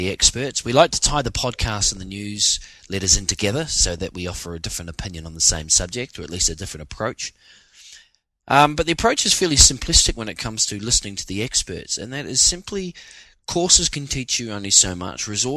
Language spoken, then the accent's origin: English; New Zealand; now in Sydney, Australia; As a New Zealander coming from a country where every day is raining almost